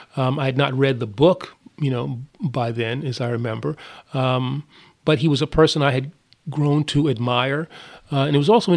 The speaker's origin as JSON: {"language": "English", "town": "New York City", "region": "New York", "country": "United States", "tie": "born or raised there", "said": "Well, I grew up in a place called East Elmhurst in Queens, and it's an interesting neighborhood in that it was the home for a lot of notable black folks."}